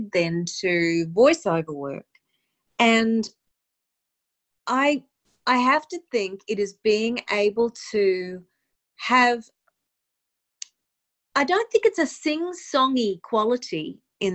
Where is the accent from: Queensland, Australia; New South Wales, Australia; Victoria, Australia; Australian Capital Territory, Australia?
Queensland, Australia; Mackay; moved away as an adult; now in New York City, United States; I am originally from Mackay in North Queensland in Australia, and in the year 2000, I moved to New York City